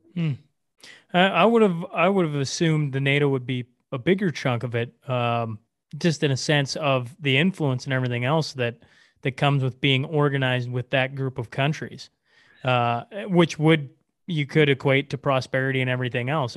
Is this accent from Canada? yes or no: yes; Canada; I'm, I'm, I'm a Canadian.